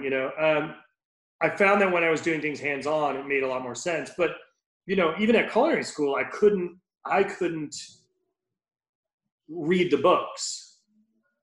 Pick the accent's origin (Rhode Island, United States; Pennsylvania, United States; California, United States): Rhode Island, United States; Born and raised in Rhode Island. I grew up, you know, on Aquidneck Island.